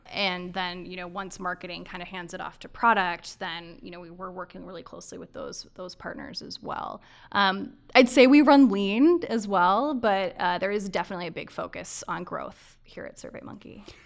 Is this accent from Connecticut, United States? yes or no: yes; Avon, Connecticut, United States; also born or lived in Maryland; I was born in Maryland, grew up in Avon, Connecticut, outside of Hartford